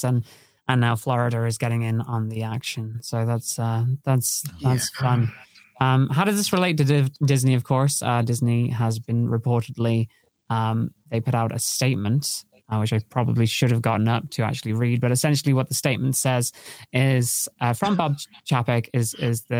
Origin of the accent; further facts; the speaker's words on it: United Kingdom; As a British person